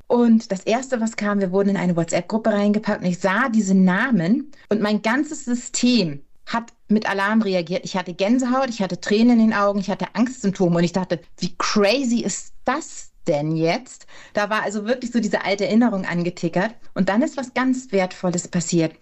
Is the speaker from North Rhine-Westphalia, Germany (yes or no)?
no; Hamburg, Germany; In Hamburg geboren und in Hamburg aufgewachsen